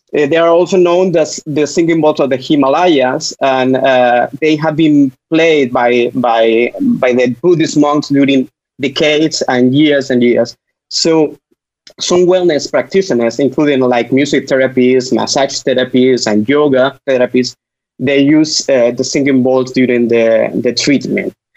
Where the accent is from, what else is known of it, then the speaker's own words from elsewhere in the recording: Spain; English is a second language; I'm from Spain